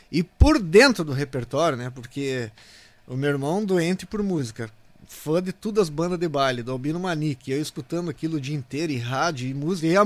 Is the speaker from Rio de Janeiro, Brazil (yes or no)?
no; Passo Fundo, Rio Grande do Sul, Brazil; moved away